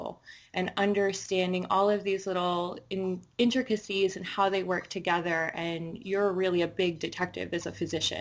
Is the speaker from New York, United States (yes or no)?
yes; New York City, New York, United States; I grew up in Inwood, Washington Heights